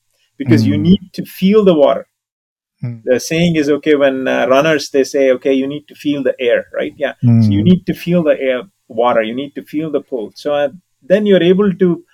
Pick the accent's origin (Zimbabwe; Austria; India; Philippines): India; also born or lived in San Francisco Bay Area, United States; now in United States; I'm an Indian